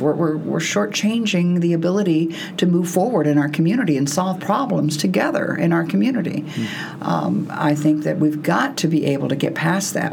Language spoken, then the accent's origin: English; Texas, United States; moved away; I grew up, I'm from Texas